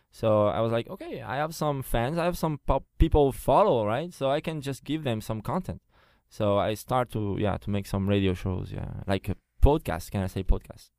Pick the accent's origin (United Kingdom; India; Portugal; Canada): Portugal; first language Portuguese; English is a second language; also born or lived in France; now in Taiwan; I'm French, like I said, but uh, I was born in Portugal. So my first language is Portuguese